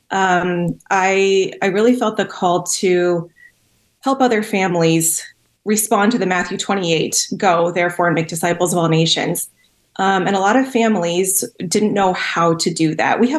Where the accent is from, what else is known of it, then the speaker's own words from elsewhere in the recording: Cameroon; Yeah, I grew up in Cameroon. My parents were with Wycliffe Bible translators. So I grew up in a small village, and my parents translated the Bible into the Noni language.